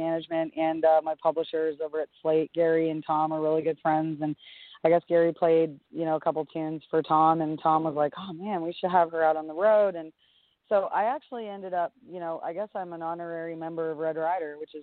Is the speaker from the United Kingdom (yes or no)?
no; Canada; I'm a Canadian